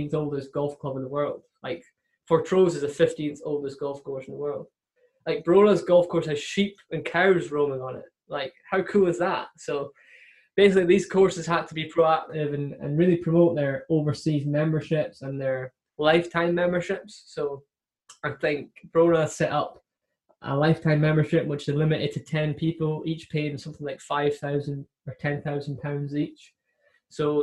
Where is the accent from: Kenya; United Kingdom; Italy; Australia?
United Kingdom; Scotland; a Scottish guy who lives 3 hours away